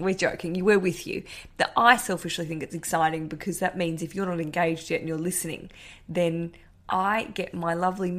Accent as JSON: {"language": "English", "country": "Australia", "accent": "Australian", "said": "my Australian accent"}